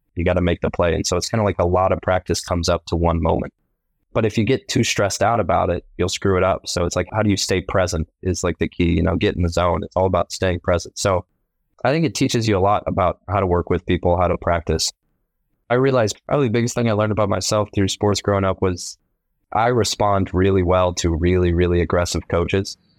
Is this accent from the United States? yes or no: yes; Columbus, Ohio, United States; I was born in Columbus, Ohio